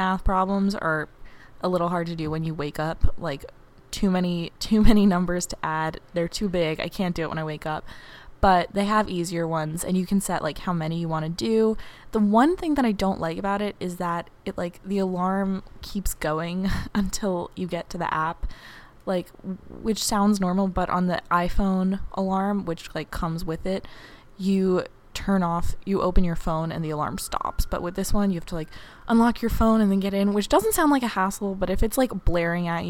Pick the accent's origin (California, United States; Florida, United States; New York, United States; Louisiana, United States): New York, United States; New York City; moved away as an adult; now in Cambridge, United States; an 18-year-old girl at Harvard University, but I am from New York City